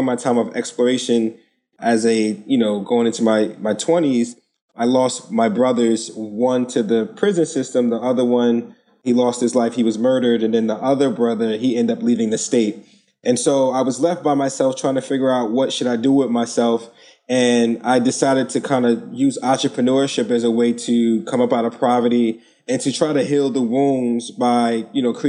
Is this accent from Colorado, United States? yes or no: no; Newark, New Jersey, United States; I'm born and raised in Newark, New Jersey